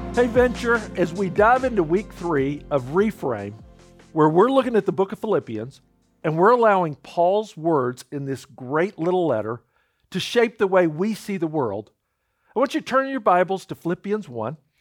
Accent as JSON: {"language": "English", "country": "United States", "said": "I'm an American citizen"}